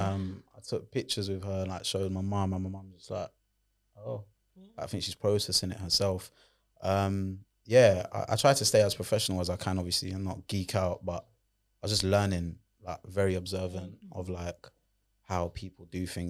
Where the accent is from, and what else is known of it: London, United Kingdom; accent: Londoner